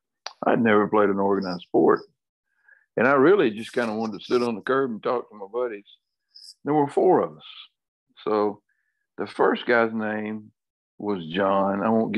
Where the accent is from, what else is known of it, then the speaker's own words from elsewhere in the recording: Attapulgus, Georgia, United States; The town is Attapulgus, Attapulgus, Attapulgus. And it is a Cherokee word for dogwood.